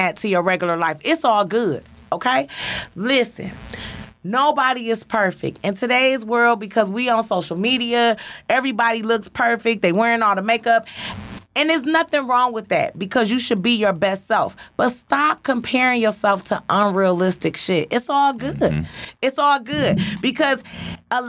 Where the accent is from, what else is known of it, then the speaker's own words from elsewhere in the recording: Detroit, Michigan, United States; born and raised on Joy Road, parents dope fiends